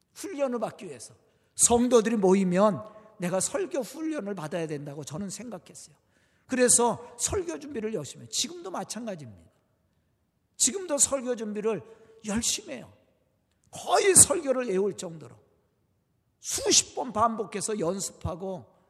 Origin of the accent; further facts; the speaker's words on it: Jo-am, near Suwon, Gyeonggi Province, South Korea; now in Suwon, South Korea; 저도 고향이 가깝습니다. 아, 여기서 조함이 저희 고향인데 바란 아래 조함이 고향인데